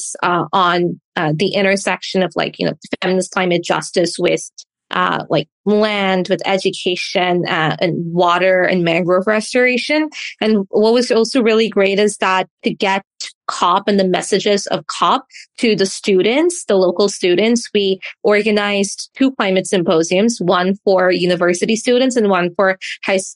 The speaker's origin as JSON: {"language": "English", "region": "Dubai", "country": "United Arab Emirates", "tie": "born or raised there", "said": "although I'm Canadian, I was born and raised in Dubai"}